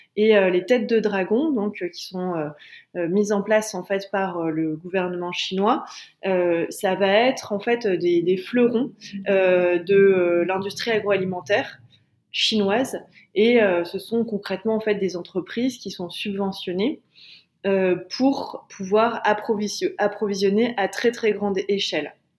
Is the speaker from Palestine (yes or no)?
no; Calais, Hauts-de-France, France; je viens de Calais